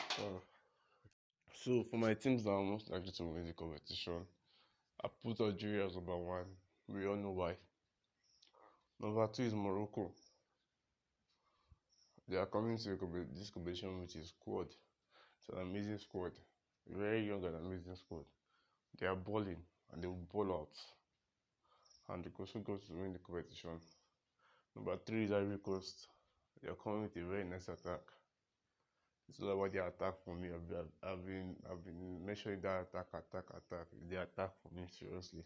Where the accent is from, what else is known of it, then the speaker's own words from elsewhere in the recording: Nigeria; me as a Nigerian